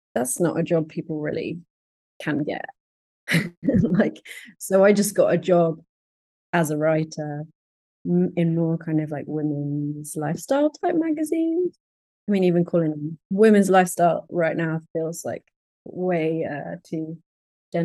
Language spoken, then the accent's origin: English; London, United Kingdom; I'm from London